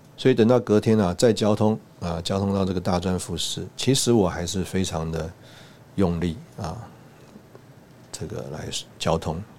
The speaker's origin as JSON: {"language": "Chinese", "country": "Taiwan", "said": "我们从台湾来"}